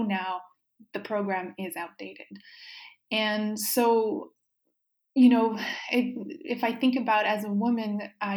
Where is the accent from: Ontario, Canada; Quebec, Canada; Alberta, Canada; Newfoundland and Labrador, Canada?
Quebec, Canada; Baie-Comeau; first language French; English is a second language; moved away as an adult; also born or lived in New Brunswick / Montreal; I was born in Baie-Comeau, Quebec. So I'm Francophone, was raised in French.